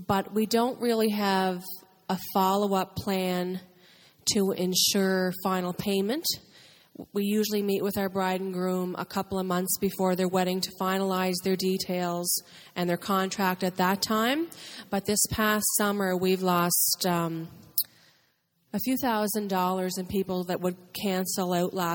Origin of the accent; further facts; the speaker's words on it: Prince Edward Island, Canada; we're from Far Eastern Canada. Prince Edward Island is our province.